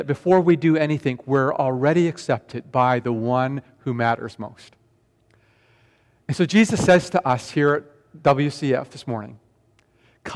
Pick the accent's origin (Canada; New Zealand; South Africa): Canada; Vancouver, British Columbia; born or raised there; also born or lived in Tokyo, Japan